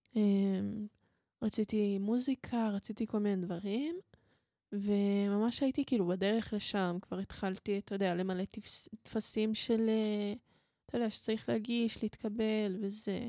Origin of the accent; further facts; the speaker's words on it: Israel; אני מישראל ואני יהודייה